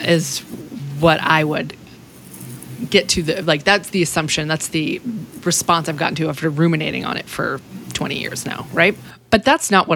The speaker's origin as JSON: {"language": "English", "region": "Massachusetts", "country": "United States", "also_born_or_lived": "Austin, Texas", "moved": "as an adult", "lives_now": "Texas, United States", "said": "I'm from Massachusetts"}